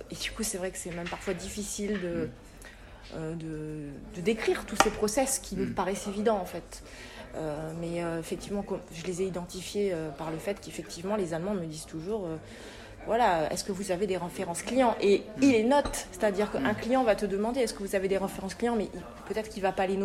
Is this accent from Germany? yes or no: no; France; L'avantage qu'on a en tant que Français, c'est vrai, c'est que l'accent, un Français qui va parler allemand, en général, ça, plaît toujours